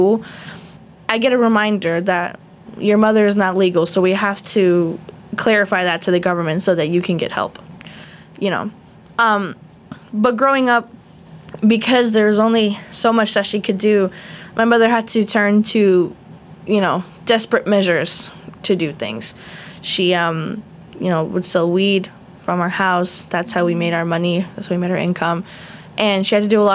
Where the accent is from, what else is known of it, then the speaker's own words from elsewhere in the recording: South Florida, United States; I was born in Hollywood, Florida, but I was raised all over South Florida